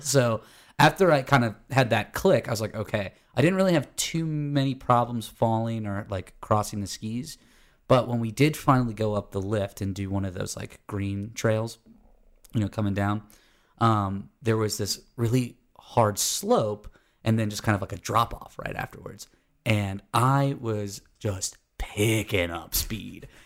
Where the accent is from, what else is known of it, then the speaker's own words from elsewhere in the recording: Florida, United States; now in Atlanta, United States; I grew up in Florida, and then I live in Georgia